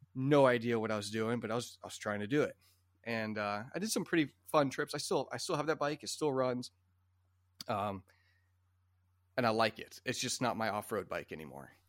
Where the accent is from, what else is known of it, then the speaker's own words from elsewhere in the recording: Iowa, United States; My family always had some Japanese bikes growing up in Iowa